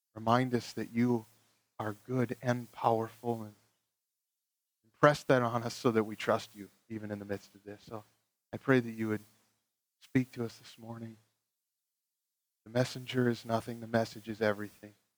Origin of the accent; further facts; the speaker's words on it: Ohio, United States; I grew up in Ohio, we had a whole bunch of tornadoes